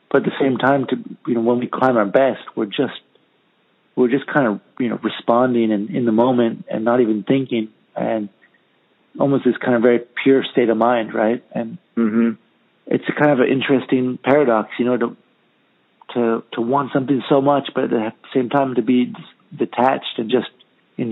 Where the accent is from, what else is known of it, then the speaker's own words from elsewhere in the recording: Santa Cruz, California, United States; moved away as an adult; now in Spain; growing up in Santa Cruz in the ocean all the time